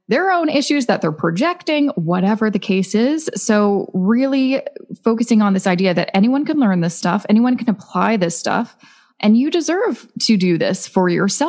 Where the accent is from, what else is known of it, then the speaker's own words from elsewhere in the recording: Vancouver, British Columbia, Canada; moved away as an adult; now in Toronto, Canada; I'm originally from Vancouver, now I live in Toronto, two of the most expensive cities in Canada.